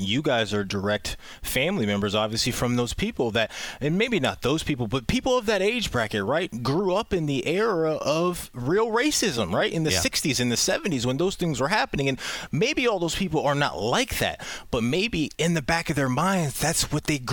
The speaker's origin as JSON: {"language": "English", "town": "Pickerington", "region": "Ohio", "country": "United States", "tie": "born or raised there", "also_born_or_lived": "Baltimore, Maryland", "said": "I grew up in Pickerington as well"}